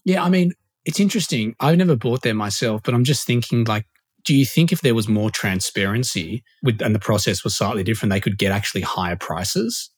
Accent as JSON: {"language": "English", "town": "Sydney", "region": "New South Wales", "country": "Australia", "moved": "yes", "said": "I'm from Sydney originally, so like not used to big land"}